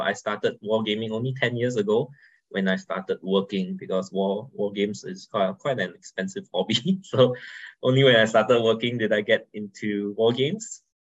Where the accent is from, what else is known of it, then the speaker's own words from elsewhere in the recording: Singapore; I'm from Singapore, right? We have a strong but small community